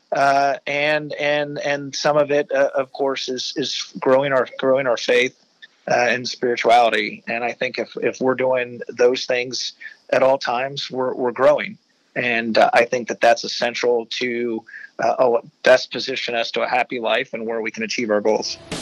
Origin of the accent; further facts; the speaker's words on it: Cincinnati, Ohio, United States; ever since I was a kid growing up in Westwood